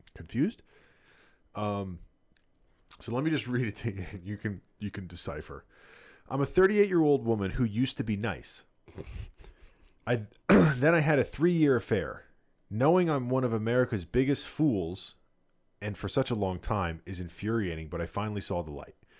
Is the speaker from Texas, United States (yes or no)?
no; New Jersey, United States; growing up in Jersey